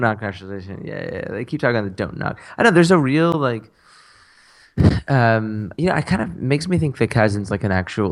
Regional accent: United States; fond of being American

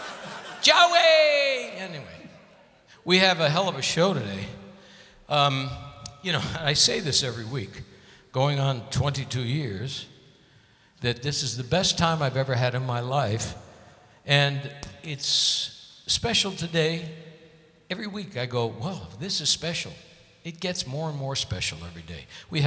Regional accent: Connecticut, United States; moved away; I got to see Broadway shows all the time when I grew up in Connecticut

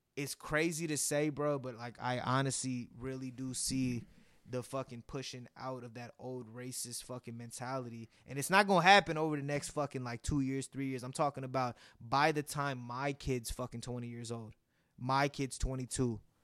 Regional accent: Warner Creek, California, United States; me growing up in Warner Creek

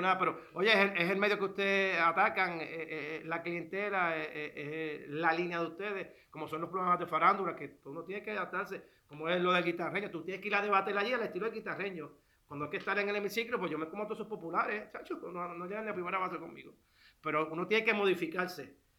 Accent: Puerto Rico; soy puertorriqueño, soy ciudadano americano.

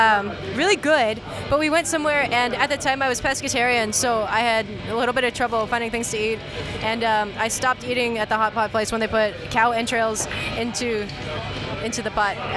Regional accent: Houston, Texas, United States; moved away; I was born in Houston, Texas, and I moved back kind of. I have a room there, but I travel a lot, so I can't really say that I live there.

